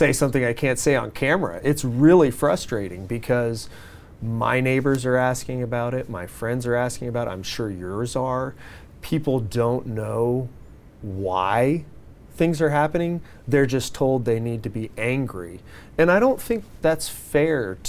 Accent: San Diego, California, United States; I grew up here, born and raised in San Diego.

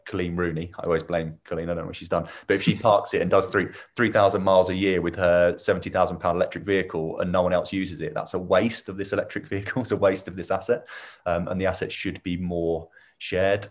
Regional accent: Milton Keynes, South East England, United Kingdom; also born or lived in Northampton; I was born and bred in Milton Keynes

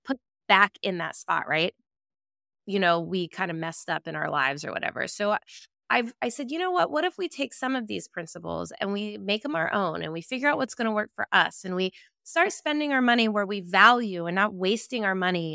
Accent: Virginia Beach, Virginia, United States; a neighborhood that my husband and I grew up in Virginia Beach, Virginia

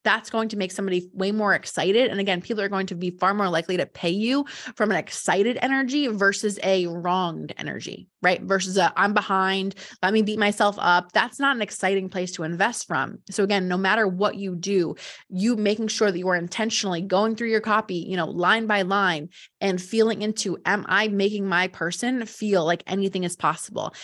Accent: New Jersey, United States; I'm from Jersey

